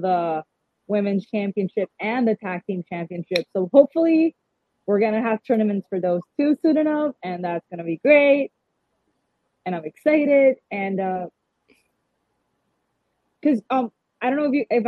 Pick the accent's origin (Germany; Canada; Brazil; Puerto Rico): Puerto Rico; San Juan; I am from San Juan, born and raised.